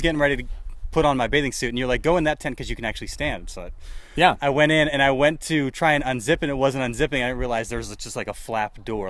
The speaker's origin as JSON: {"language": "English", "town": "Philadelphia", "region": "Pennsylvania", "country": "United States", "tie": "born or raised there", "also_born_or_lived": "Scranton, Pennsylvania", "moved": "yes", "lives_now": "Kalispell, United States", "said": "I grew up in Philadelphia and my folks actually, I was born in Scranton, Pennsylvania"}